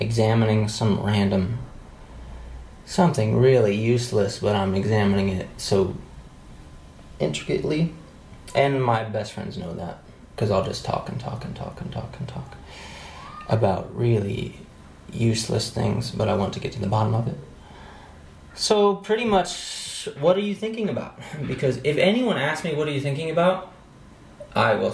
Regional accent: United States; moved away as an adult; now in Morocco; I'm American and I'm in a rural site

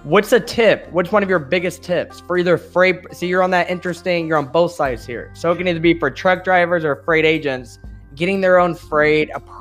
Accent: Champaign, Illinois, United States; I come from Champaign, Urbana, Illinois, which is central Illinois

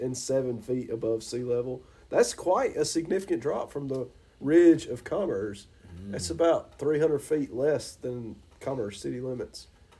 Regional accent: Commerce, Georgia, United States; also born or lived in Ila, Georgia; I grew up between Isla and Commerce.

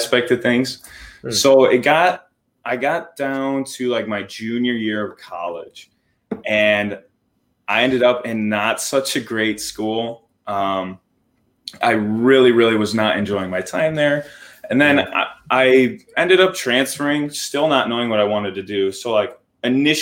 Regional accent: Armada, Michigan, United States; I'm from Michigan.

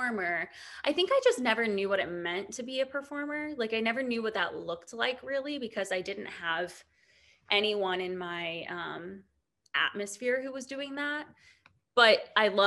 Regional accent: Ohio, United States; moved away as an adult; also born or lived in New York; I'm from Ohio

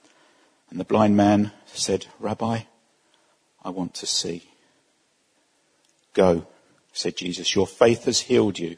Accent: Essex, East of England, United Kingdom; we come from Essex

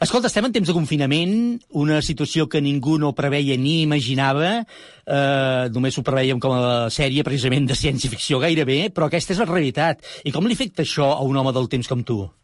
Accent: Sant Boi de Llobregat, Catalonia, Spain; jo sóc de Sant Boi

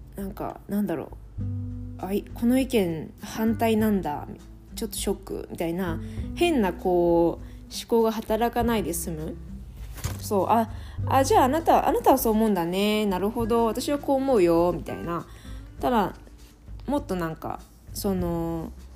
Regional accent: Japan; moved away as an adult; also born or lived in France; now in Calgary, Canada; 日本人は私だけだったのかな

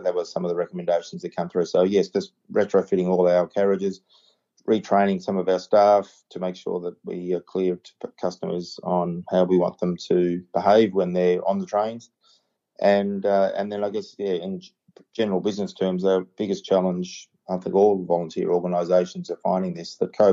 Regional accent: Yarra Junction, Victoria, Australia; also born or lived in Warrnambool / Bendigo; I grew up in the Yarra Valley. I grew up in Yarra Junction, and my dad's still up there

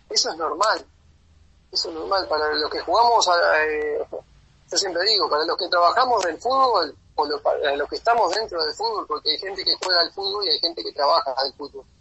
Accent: Uruguay; como uruguayo, si yo tengo la posibilidad de volverme a Uruguay

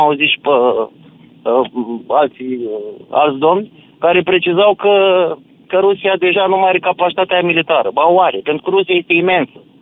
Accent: Galați, Galați County, Romania; eu sunt din Galați

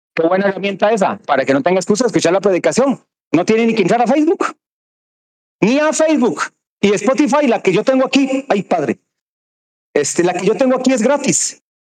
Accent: Cartago, Costa Rica; soy de Cartago

